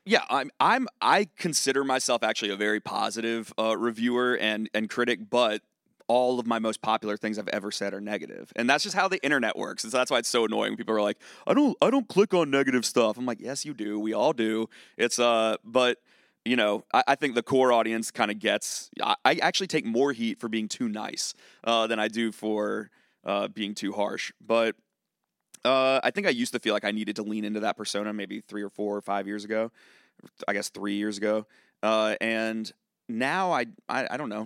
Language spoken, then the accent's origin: English; Charlottesville, Virginia, United States; now in Nashville, United States; I'm from Charlottesville, Virginia